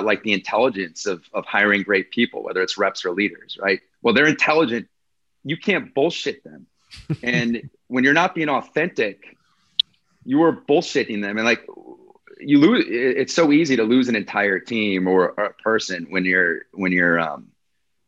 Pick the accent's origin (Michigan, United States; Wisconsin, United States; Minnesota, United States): Wisconsin, United States; I'm this guy from Wisconsin, right? You know, where they call us cheeseheads here.